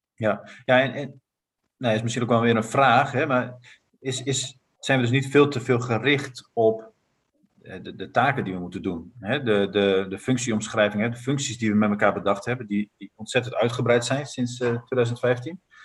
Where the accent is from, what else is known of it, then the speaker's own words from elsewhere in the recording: Netherlands; ik ben Nederlander